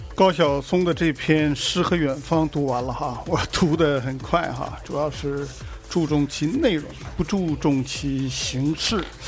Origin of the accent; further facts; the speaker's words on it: China; 我们中国人就是喜欢